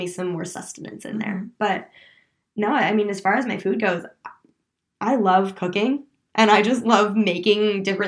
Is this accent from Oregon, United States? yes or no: yes; Oregon, United States; I'm from Oregon, so my dad's an avid hunter